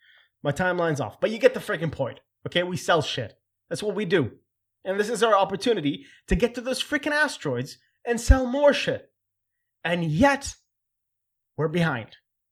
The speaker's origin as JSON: {"language": "English", "town": "Khobar", "region": "Eastern Province", "country": "Saudi Arabia", "tie": "born or raised there", "said": "And for me as a kid, growing up in Chobar and seeing the differences between all these different cultures and people that I met from, you know, Bahrain and also other places, the Saudi, Americans, etc."}